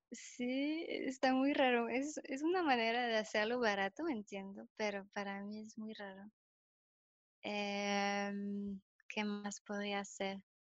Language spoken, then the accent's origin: Spanish; France; Spanish is a second language; moved away as an adult; also born or lived in Germany; now in León, Mexico; soy francesa, eh, tengo 29 años tengo tres años viviendo aquí en México, en León